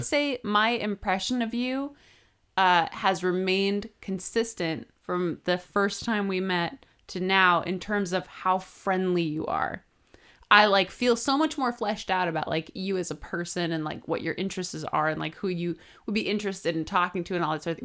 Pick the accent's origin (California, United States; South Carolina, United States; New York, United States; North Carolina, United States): California, United States; we're both from California